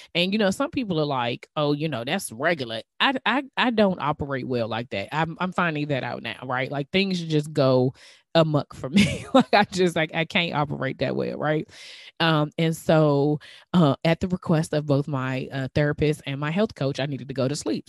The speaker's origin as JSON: {"language": "English", "region": "DMV", "country": "United States", "accent": "DMV", "said": "my DMV accent"}